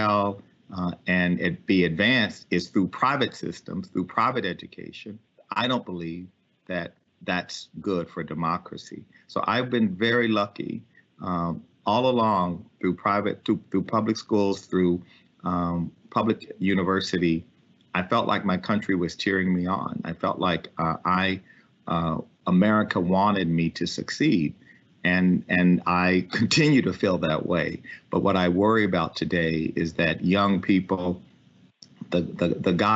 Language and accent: English; Ames, Texas, United States; also born or lived in Lafayette, Louisiana; I was born in the Charity Hospital in Lafayette, Louisiana, and we moved to Liberty County in East Texas. And I grew up in a small town called Ames, Texas, population 1,010.